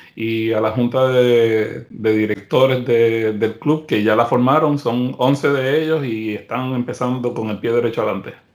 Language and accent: Spanish; Puerto Rico; now in United States; En la isla de Puerto Rico, que es de donde yo soy